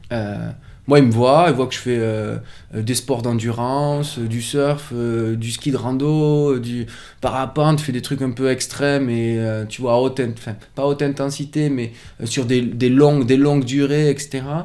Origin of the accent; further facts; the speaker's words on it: France; moved away as an adult; also born or lived in Toulouse / Biarritz / Paris; C'est là où je suis né, c'est là où j'ai grandi